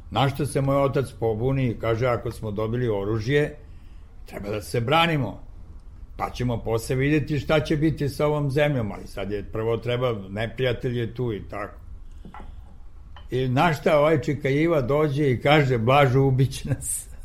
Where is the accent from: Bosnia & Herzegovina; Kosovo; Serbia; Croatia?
Serbia; Niš, Nišava District; born or raised there; moved away